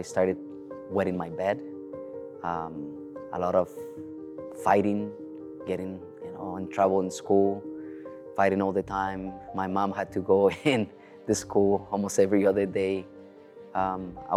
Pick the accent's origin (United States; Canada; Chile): Chile; I was born in South America, in Chile, to be more specific